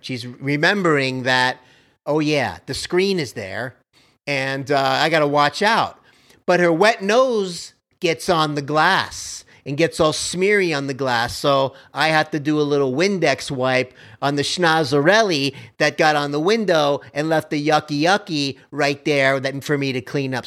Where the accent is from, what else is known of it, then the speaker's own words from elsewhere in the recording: Miami, Florida, United States; I grew up like that on Kendall Drive in Miami, right by Baptist Hospital.